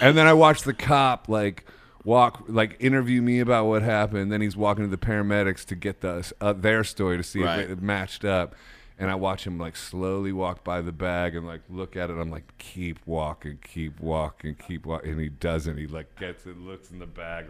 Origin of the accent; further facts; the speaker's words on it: Akron, Ohio, United States; I'm from Ohio, yeah.